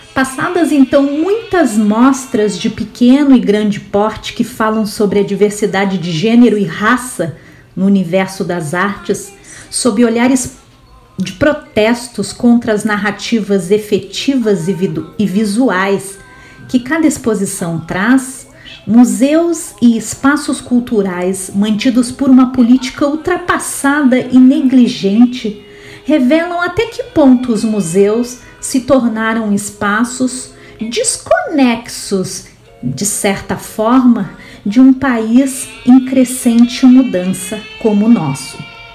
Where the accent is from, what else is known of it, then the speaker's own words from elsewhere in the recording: Rio Grande do Sul, Brazil; Eu sou gaúcha